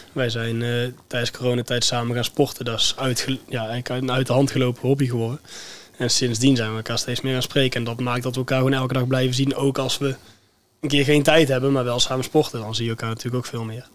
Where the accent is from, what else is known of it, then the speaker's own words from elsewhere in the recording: Veldhoven, North Brabant, Netherlands; Ik kom zelf uit Veldhoven.